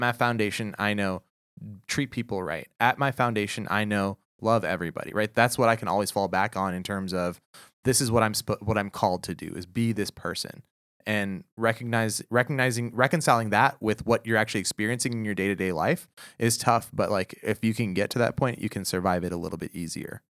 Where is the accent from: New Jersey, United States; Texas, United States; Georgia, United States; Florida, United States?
Texas, United States; Houston; I'm from Houston, Texas.